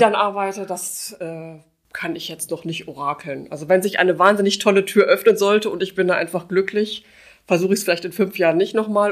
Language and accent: German; Gevelsberg, North Rhine-Westphalia, Germany; moved away as an adult; now in Wuppertal, Germany; Ich bin äh, gebürtige Gefelsbergerin. Ich hm. war in meiner Heimatstadt schon Mitglied im Stadtrat